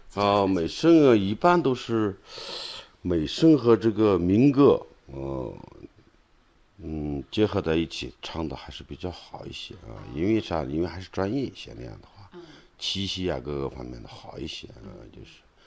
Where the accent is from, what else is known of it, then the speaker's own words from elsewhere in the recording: Inner Mongolia, China; 我的老家呢是有一个揶揄宣传队儿